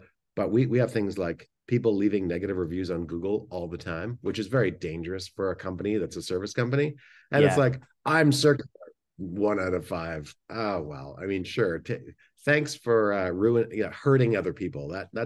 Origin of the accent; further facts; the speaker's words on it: Angola; also born or lived in Canada; I grew up in Angola. Well, I was born in Canada. and moved to the civil war in Angola when I was a kid.